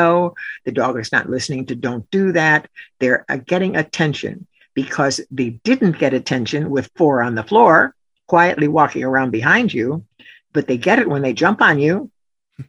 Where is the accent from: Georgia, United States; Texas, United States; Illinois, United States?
Illinois, United States; Chicago; I grew up in Chicago